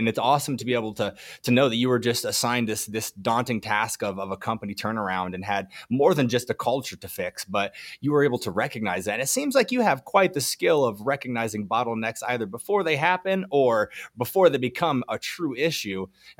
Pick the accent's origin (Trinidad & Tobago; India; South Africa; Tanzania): Tanzania; English is a second language; It is an amazing book, though I'm from Tanzania, but the book revives one's passion in manufacturing